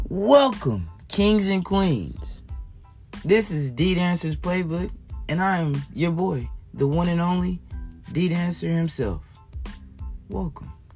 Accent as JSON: {"language": "English", "region": "Texas", "country": "United States", "tie": "born or raised there", "said": "growing up in Texas, being around Cowboys fans"}